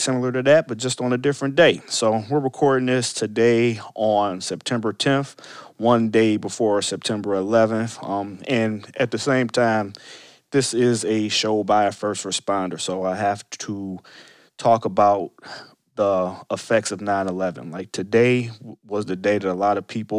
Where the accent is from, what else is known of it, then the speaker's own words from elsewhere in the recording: Cleveland, Ohio, United States; we're both from Cleveland